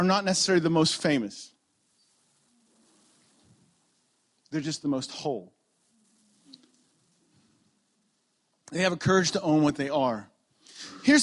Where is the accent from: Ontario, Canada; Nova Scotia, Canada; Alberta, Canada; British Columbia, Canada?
Ontario, Canada; moved away as an adult; I'm from Ontario and I just moved here 3 months ago